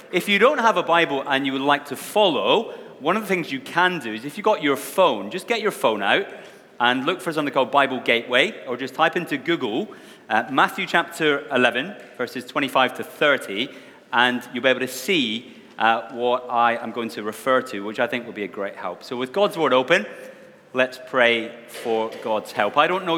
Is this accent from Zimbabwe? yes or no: no; Wishaw, Scotland, United Kingdom; accent: mongrelized; now in Scarborough, United Kingdom; I'm not originally from Scarborough. I have a bit of a mongrelized accent. I come from Scotland, a little town called Wishaw, which most of you have never heard of, I'm sure.